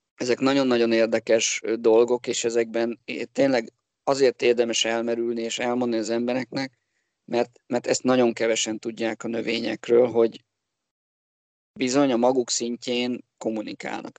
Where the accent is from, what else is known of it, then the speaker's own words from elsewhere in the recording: Budapest, Hungary; also born or lived in Borsod county (summers); belvárosban nőttem fel, tehát én a gyerekkoromat az ötödik kerületbe töltöttem